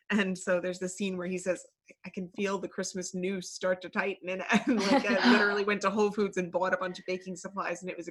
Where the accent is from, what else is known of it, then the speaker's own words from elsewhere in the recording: New York, United States; I grew up in New York